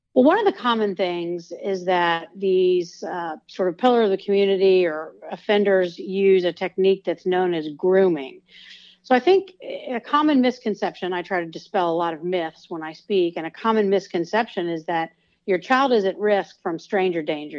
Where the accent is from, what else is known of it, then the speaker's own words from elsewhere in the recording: Georgia, United States; I'm from Georgia, and I was at the University of Georgia at the time